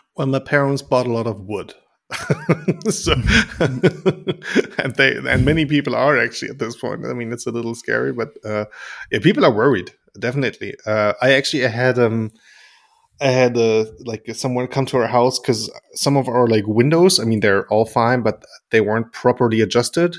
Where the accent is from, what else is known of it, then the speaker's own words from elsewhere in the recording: near Lingen, Lower Saxony, Germany; really close to uh, my hometown